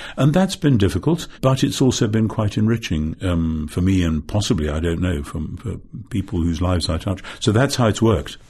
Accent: Northumberland, North East England, United Kingdom; I come from Northumberland, which is the most, uh, northeasterly of the English counties

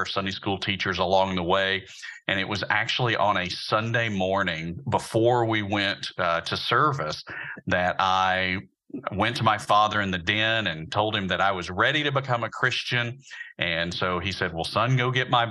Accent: Birmingham, Alabama, United States; I'm actually from Birmingham as well. I grew up just on the other side of town from Samford University and Beeson Divinity School over in the Huffman and Roebuck area

